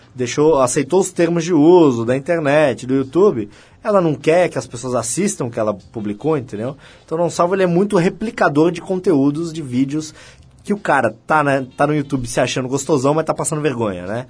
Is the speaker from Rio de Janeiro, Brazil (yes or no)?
no; Santos, São Paulo, Brazil; eu sou de Santos